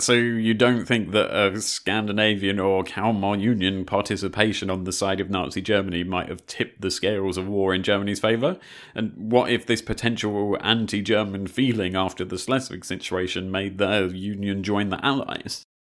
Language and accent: English; United Kingdom; as a Brit